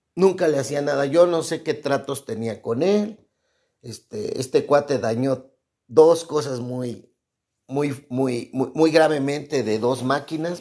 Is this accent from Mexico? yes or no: yes; Mexico; soy mexicano